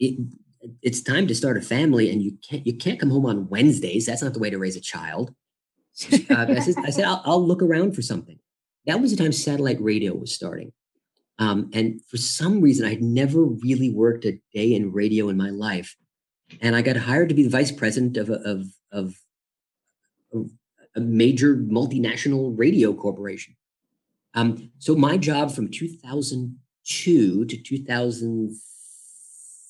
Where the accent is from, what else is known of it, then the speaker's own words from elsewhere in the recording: New York, United States; I grew up in New York, 20 minutes outside of Manhattan